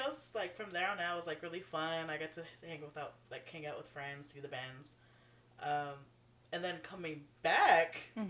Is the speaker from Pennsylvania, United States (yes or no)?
no; Texas, United States; I'm from Texas, we don't prepare for these things.